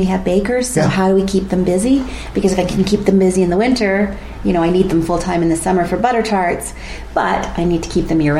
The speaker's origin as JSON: {"language": "English", "town": "Bradford", "region": "Ontario", "country": "Canada", "said": "and I come from Bradford."}